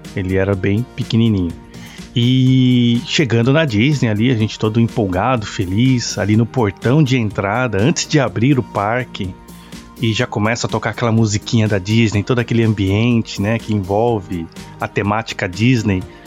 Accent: Brazil; moved away; minha infância lá no Brasil

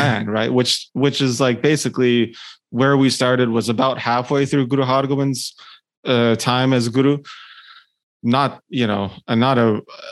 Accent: Ottawa, Ontario, Canada; born and raised in Ottawa, actually, outside of like, you know, the capital of Canada

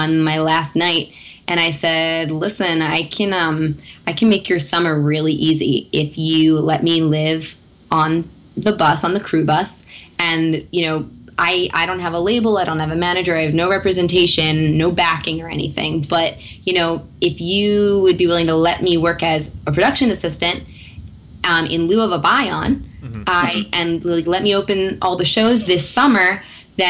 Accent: Philadelphia, Pennsylvania, United States; I'm originally from Philadelphia

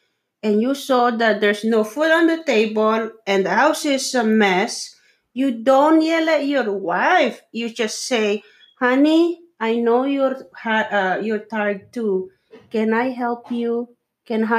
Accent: Philippines; English is a second language; I'm a Filipino

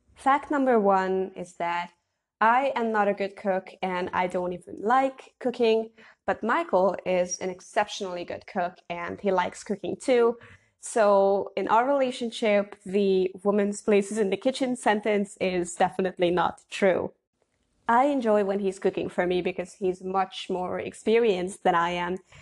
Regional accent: Hungary; I'm from Hungary

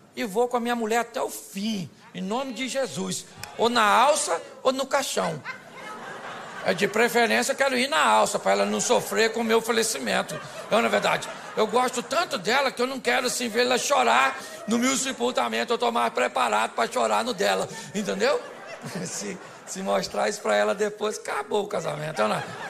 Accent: Rio de Janeiro, Brazil; eu sou carioca

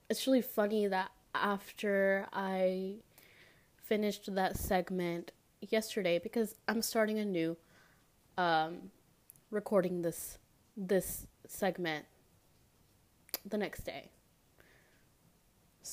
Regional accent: Memphis, Tennessee, United States; born or raised there

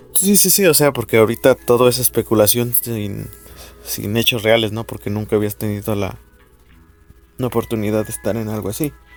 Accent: Mexico; como mexicanos

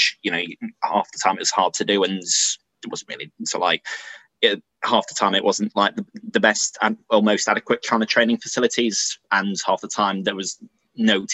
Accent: Sheffield, Yorkshire and the Humber, United Kingdom; now in Nottingham, United Kingdom; I'm originally from Sheffield

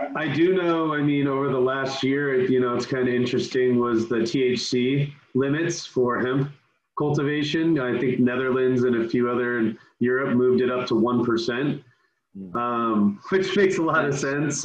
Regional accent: San Francisco, California, United States; I grew up in San Francisco.

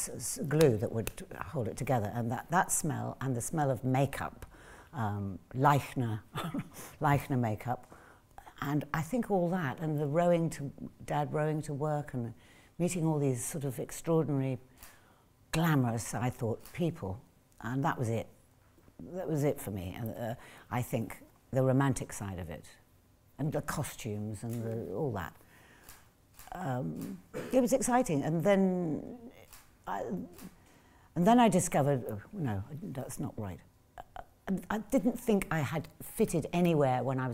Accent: England, United Kingdom; also born or lived in New York, United States; I was born in New York, and we didn't come to this country until I was about three

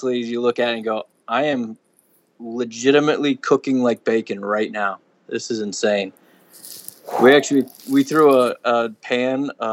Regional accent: Long Island, New York, United States; now in Arizona, United States; I'm from Long Island, New York

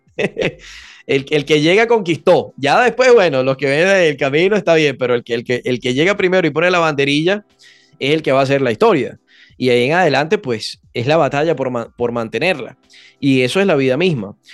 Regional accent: Venezuela; los venezolanos, por ser caribeños, somos muy, muy cálidos, venimos de Tierra Caliente

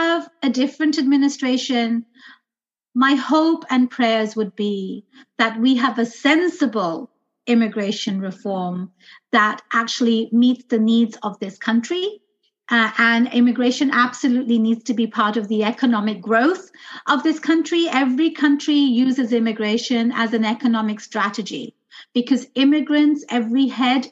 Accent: London, United Kingdom; now in United States; I was born and raised in London.

